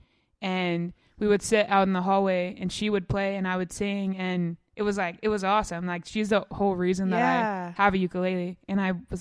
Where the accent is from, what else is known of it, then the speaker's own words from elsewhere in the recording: Mountain Brook, Alabama, United States; I grew up in Mountain Brook, I went to UAB.